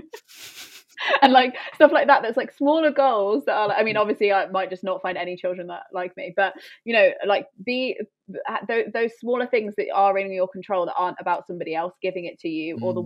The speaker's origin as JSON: {"language": "English", "town": "Coventry", "region": "West Midlands", "country": "United Kingdom", "tie": "born or raised there", "also_born_or_lived": "London", "moved": "as an adult", "said": "I ended up moving back to near my hometown"}